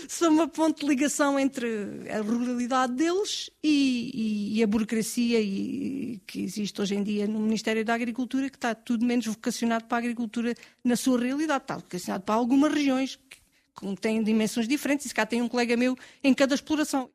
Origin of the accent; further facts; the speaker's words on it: Castelo de Vide and Marvão, Alentejo, Portugal; Eu conhecia os meus, da região de Castelvido e Marvão, que é onde cresci